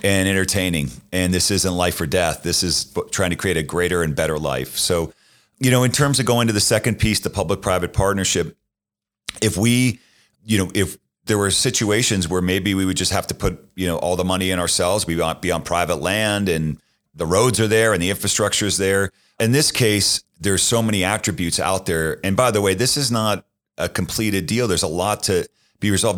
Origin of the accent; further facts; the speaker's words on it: Boston, Massachusetts, United States; moved away; I grew up in Boston